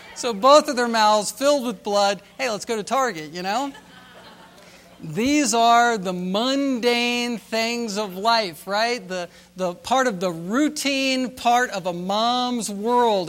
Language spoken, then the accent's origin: English; Virginia Beach, Virginia, United States; we're from Virginia